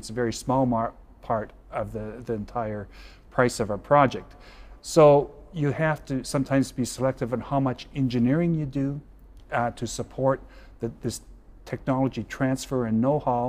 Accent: Western Canada, Prairie Provinces, Canada; I grew up in Western Canada in the Prairie Provinces

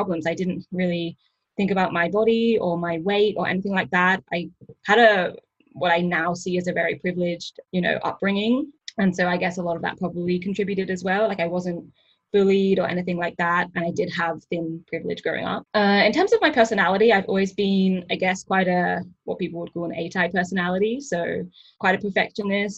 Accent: Perth, Western Australia, Australia; moved away as an adult; also born or lived in England / Canberra; now in Sydney, Australia; I was born in England and I moved to Australia when I was about 10. I moved to Perth in Western Australia when I was about 10. And I grew up there and did my high school there

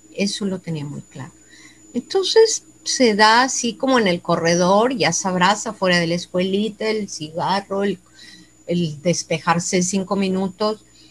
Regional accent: Tuxtla Gutiérrez, Chiapas, Mexico; moved away as an adult; now in Monterrey, Mexico; Yo soy nacida aquí en Monterrey, pero desde los ocho años me fui a vivir a Tuxtla Gutiérrez, Chiapas

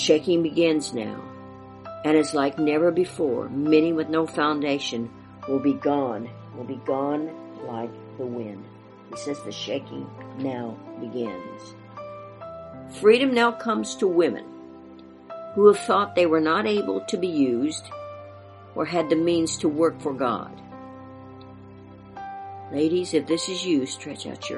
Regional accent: Kansas, United States; my beloved Kansas, my home state

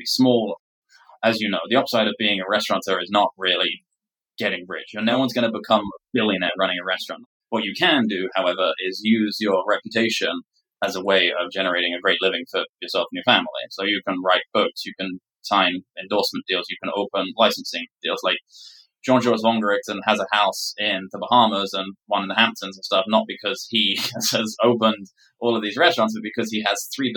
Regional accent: England, United Kingdom; moved away; my background being English

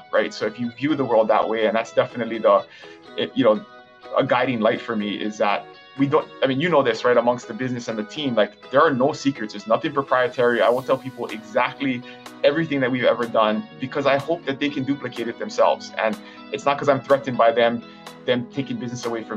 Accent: Kona, Hawaii, United States; I was born and raised here in Kona

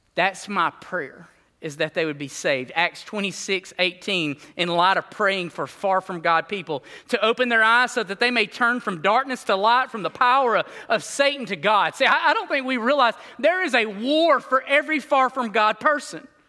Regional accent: Alabama, United States; I grew up in Bama, Reno Street, like a mile from this mug

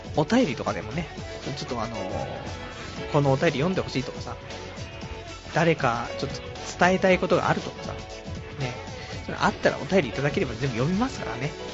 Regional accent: Saitama, Japan; 埼玉、ね、埼玉生まれ、東京かぶれのね、人間

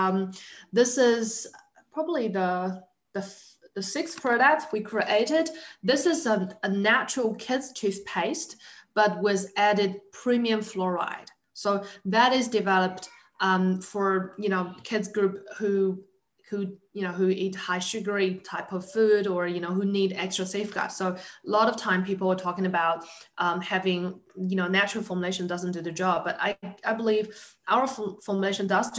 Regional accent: New Zealand; I'm from New Zealand.

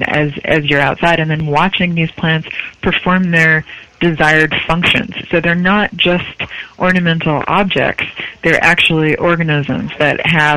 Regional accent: Connecticut, United States; also born or lived in British Columbia; now in New York, United States; I'm from Connecticut

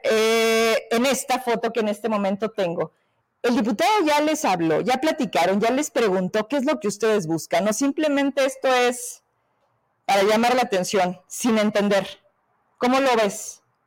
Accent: Fresnillo, Zacatecas, Mexico; yo que soy de Fresnillo

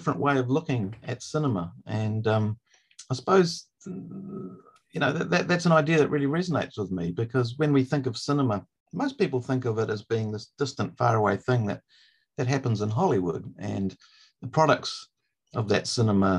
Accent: New Zealand

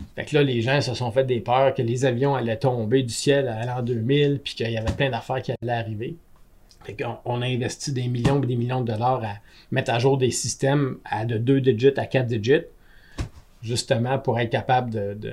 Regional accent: Gatineau, Quebec, Canada; also born or lived in Germany; j'étais un Gatinois comme vous autres, mais moi, je suis allé un an en Allemagne

